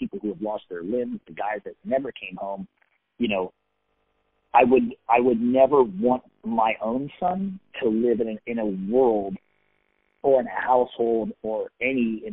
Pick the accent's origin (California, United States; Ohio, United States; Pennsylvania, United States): California, United States; San Diego; I grew up in San Diego